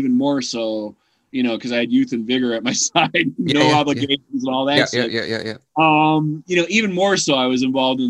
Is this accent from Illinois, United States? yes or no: yes; Chicago, Illinois, United States; moved away as an adult; also born or lived in Carbondale, Illinois